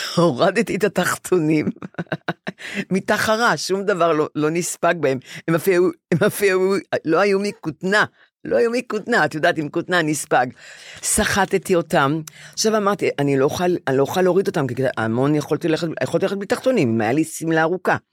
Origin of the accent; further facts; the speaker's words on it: Bnei Brak, Tel Aviv District, Israel; also born or lived in Ramat Gan; עברנו ל... לגור עם, עם סבא שלי בבני ברק לשלוש آ- אה. שנים, כי בנו בית ברמת גן